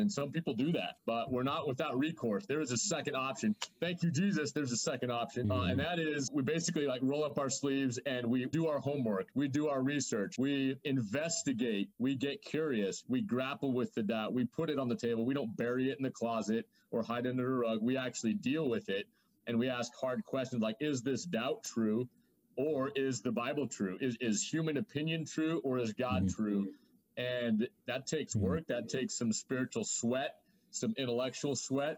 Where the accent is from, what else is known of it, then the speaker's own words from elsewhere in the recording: Idaho, United States; I'm from Idaho. Uh, I consider it kind of the pride of the Northwest. We got the Alps of the Northwest here